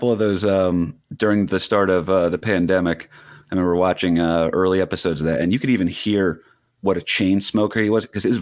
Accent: Staten Island, New York, United States; Why are you not doing jokes about the street I grew up on in Staten Island?

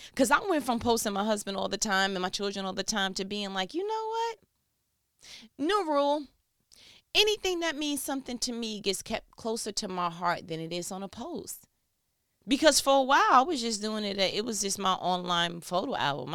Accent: New York, United States; I'm from New York

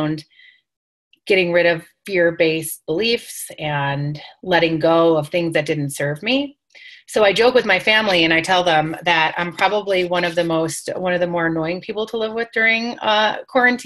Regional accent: New York, United States; I'm Italian, I'm from New York, it's part of our culture.

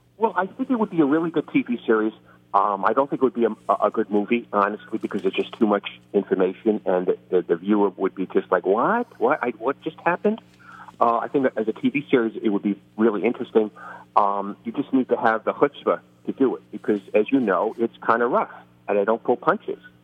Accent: New York City, New York, United States; there's a reason I talk like this. I grew up in the Bronx, and I grew up uh, six blocks from Yankee Stadium

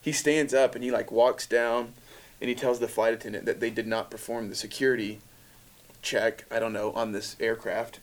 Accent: North Carolina, United States; I'm from North Carolina

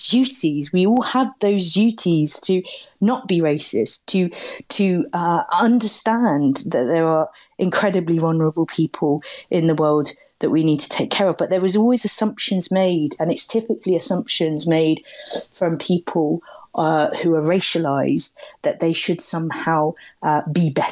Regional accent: London, United Kingdom; I grew up in London in the 1980s

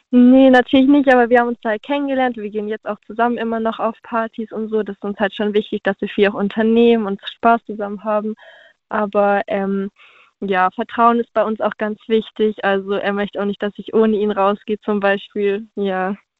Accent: Stuttgart, Baden-Württemberg, Germany; Aus Stuttgart

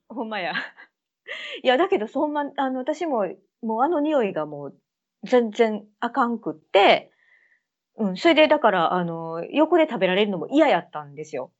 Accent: Kansai, Japan; moved away as an adult; now in United Kingdom; 私、関西の人間やねん

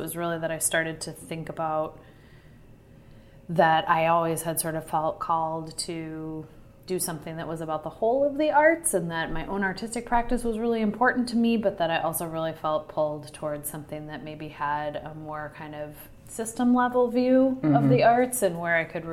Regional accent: Kansas, United States; moved away as an adult; now in Minneapolis, United States; I'm from Kansas originally

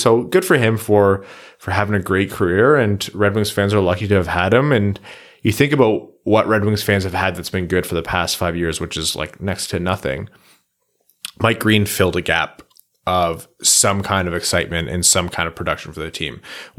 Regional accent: Windsor, Ontario, Canada; Yeah, maybe it's just a Windsor thing. It might just be because I'm from Windsor.

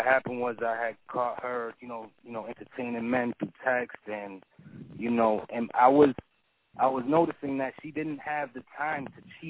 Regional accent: Boston, Massachusetts, United States; you know, I'm from Boston, so it's kind of rent, the rent is high.

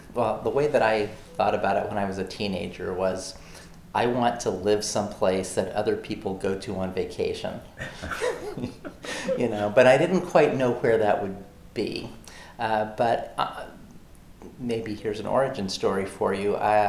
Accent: Oklahoma, United States; also born or lived in Arkansas; So yeah, more than anywhere else, I would say I'm from Oklahoma because that's where I spent the bulk of my growing up years, but I also feel like I was not deeply rooted there.

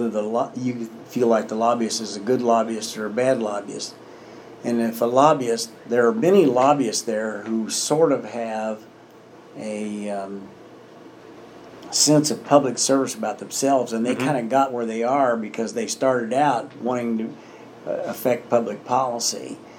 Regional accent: Indiana, United States; I come from Hamilton County and it's a pretty heavily Republican area.

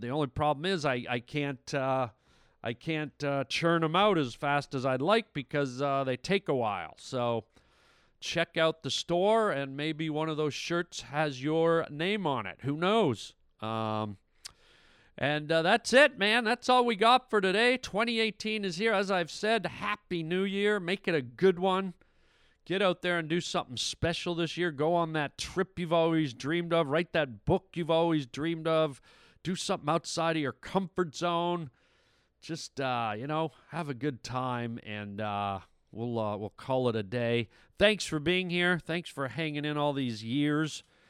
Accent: Canada; now in United States; Canada, which is my home country

